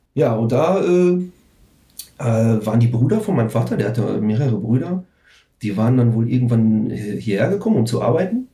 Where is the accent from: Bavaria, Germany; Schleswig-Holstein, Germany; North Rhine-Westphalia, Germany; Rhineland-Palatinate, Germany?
North Rhine-Westphalia, Germany; Herten; also born or lived in Recklinghausen; ich bin 1977 in Herten geboren. Das ist halt so ein Vorort von Recklinghausen